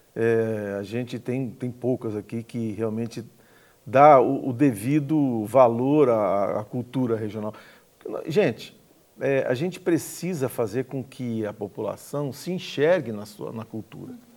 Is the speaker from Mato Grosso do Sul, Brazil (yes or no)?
yes; Campo Grande, Mato Grosso do Sul, Brazil; also born or lived in Aquidauana; Cresci em Campo Grande, mas sou aqui da Onense, de, de, de nascença. mas desde dois anos de idade estou aqui em Campo Grande, me criei aqui